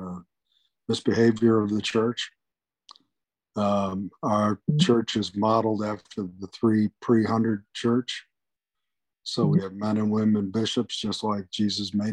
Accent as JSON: {"language": "English", "town": "Buffalo", "region": "New York", "country": "United States", "tie": "born or raised there", "said": "I grew up in Buffalo, New York."}